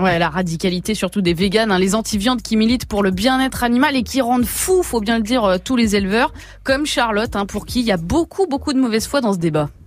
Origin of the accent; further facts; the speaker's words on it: Creuse, Nouvelle-Aquitaine, France; je viens de la Creusement